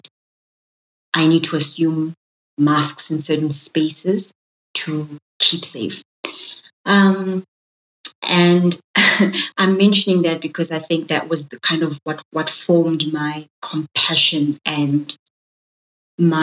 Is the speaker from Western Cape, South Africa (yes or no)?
no; Johannesburg, Gauteng, South Africa; also born or lived in Soweto; I was born and bred in Johannesburg in the city. So I'm a thoroughbred city girl. My formative years were in Soweto, the southwestern township